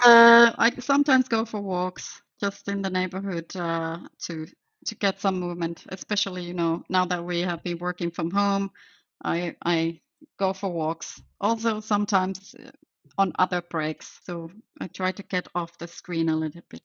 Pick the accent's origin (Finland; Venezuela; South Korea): Finland; moved away as an adult; now in Belgium; I am actually from Finland to start with, but I live in Belgium for about 20 years or more now.